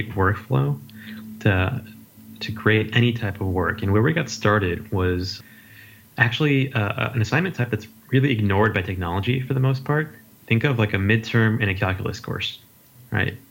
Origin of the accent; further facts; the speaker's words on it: Las Vegas, Nevada, United States; moved away as an adult; also born or lived in Berkeley, California; I grew up in Las Vegas, and I came out to University of California, Berkeley for undergrad and my PhD as well